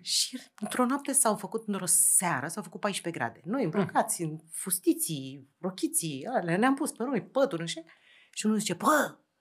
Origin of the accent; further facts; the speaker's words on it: Romania; din România lucrez la o televizie